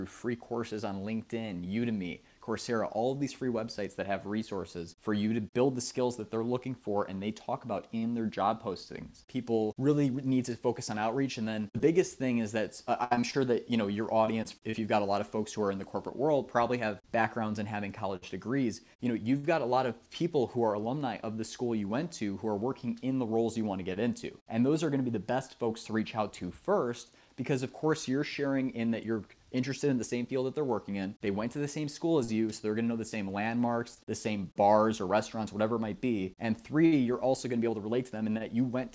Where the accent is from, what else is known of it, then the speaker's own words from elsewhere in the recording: Chicago, Illinois, United States; I'm from Chicago, Illinois